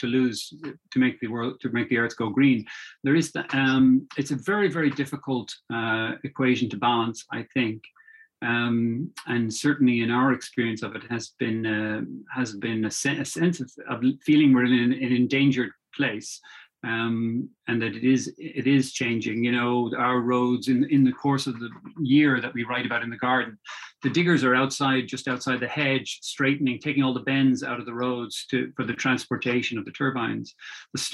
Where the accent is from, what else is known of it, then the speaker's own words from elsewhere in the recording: Dublin, Leinster, Ireland; I grew up in Dublin and lived in suburban Dublin.